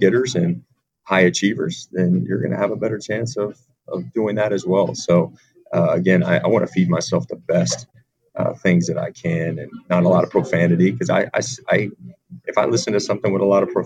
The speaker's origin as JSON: {"language": "English", "town": "Virginia Beach", "region": "Virginia", "country": "United States", "also_born_or_lived": "Charleston, South Carolina", "moved": "yes", "lives_now": "Rhode Island, United States", "said": "a guy that's from, you know, the Mid-Atlantic, from Virginia Beach"}